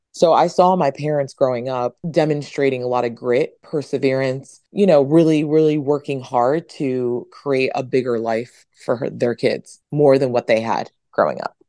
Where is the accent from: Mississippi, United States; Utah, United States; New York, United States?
New York, United States; I am originally from New York, and my parents are, I'm 100% Dominican. My parents are from Dominican Republic